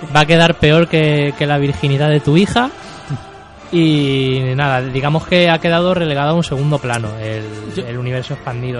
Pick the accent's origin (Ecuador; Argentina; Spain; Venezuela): Spain; soy español